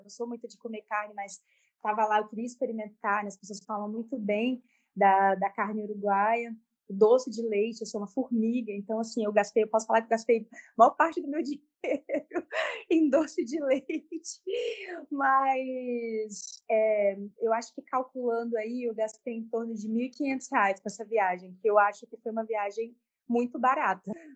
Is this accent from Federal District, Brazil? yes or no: yes; Brasília, Federal District, Brazil; moved away as an adult; now in Chapada dos Veadeiros, Brazil; nasci em Brasília, mas atualmente moro na Chapada dos Veadeiros, no interior do Nordeste goiano